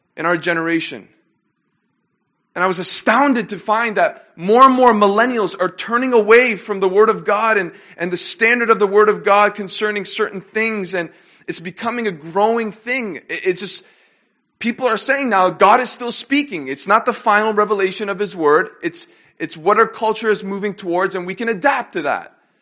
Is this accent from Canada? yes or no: yes; Canada; moved away; I had the opportunity and the privilege to grow up with them in, uh, my hometown in Canada. And since then, we all now live in different countries